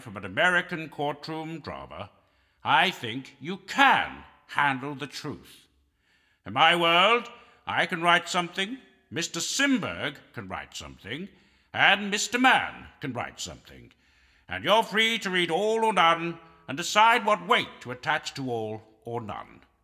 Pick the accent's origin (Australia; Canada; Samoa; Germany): Canada; I'm a Canadian